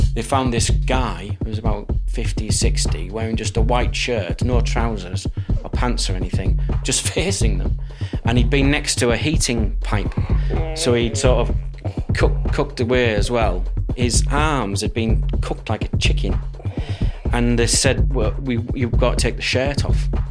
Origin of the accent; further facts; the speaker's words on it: Durham, North East England, United Kingdom; moved away; I grew up in northeast of England, Durham, um, seaside town.